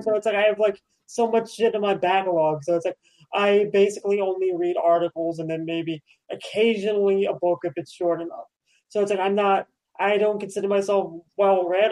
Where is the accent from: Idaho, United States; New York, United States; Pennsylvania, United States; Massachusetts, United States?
New York, United States; being a New Yorker